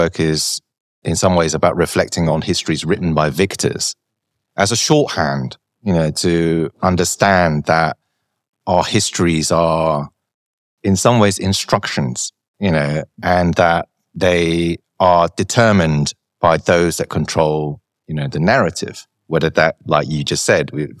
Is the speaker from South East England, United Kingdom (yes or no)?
no; London, United Kingdom; growing up in London